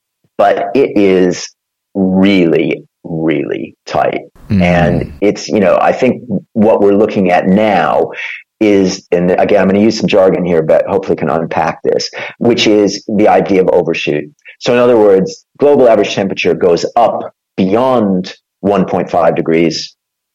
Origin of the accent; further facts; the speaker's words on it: Minnesota, United States; moved away as an adult; now in United Kingdom; I was born in Minnesota